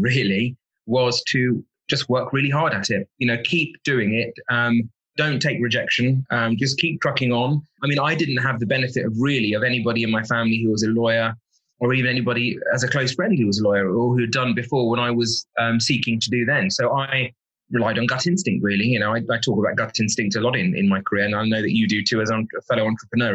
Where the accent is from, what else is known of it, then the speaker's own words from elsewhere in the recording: Kent, South East England, United Kingdom; I was born in Kent